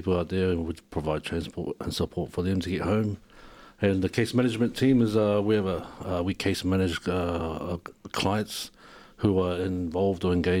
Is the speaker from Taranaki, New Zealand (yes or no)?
no; Wellington, New Zealand; also born or lived in Samoa (ancestry); now in Ipswich, Australia; I'm originally from New Zealand. I'm Samoan, born in New Zealand.